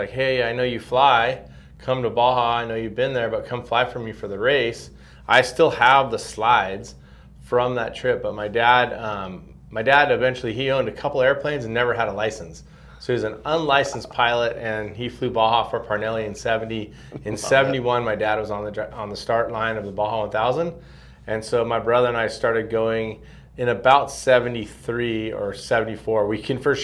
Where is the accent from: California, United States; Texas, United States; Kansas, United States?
California, United States; Southern; also born or lived in San Francisco / Redondo Beach / Hermosa Beach / Manhattan Beach; I was actually born in San Francisco, little okay. known fact. My family was living up there at the time. My dad was a general manager at a car dealership. And we moved to Southern California by the time I was 3 weeks old